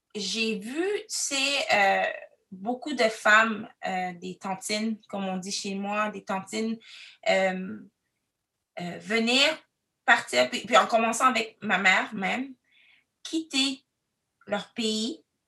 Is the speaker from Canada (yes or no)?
yes; Quebec City, Quebec, Canada; also born or lived in Cameroon; now in Ottawa, Canada; Je suis arrivée au Canada, euh, plus précisément à Québec, la ville de Québec. Je suis arrivée, j'avais trois ans